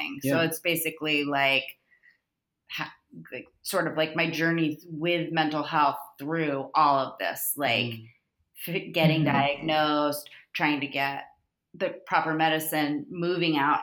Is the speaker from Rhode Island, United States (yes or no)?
no; Florida, United States; moved away as an adult; also born or lived in San Diego; now in Los Angeles, United States; I'm from Florida